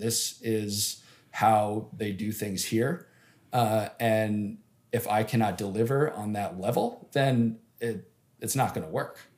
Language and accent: English; Upper Peninsula of Michigan, United States; also born or lived in Detroit; I'm from the Upper Peninsula of Michigan, where I grew up playing hockey outdoors all the time.